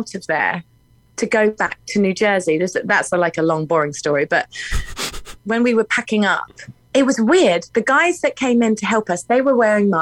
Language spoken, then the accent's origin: English; England, United Kingdom; moved away as an adult; now in Nashville, United States; I am English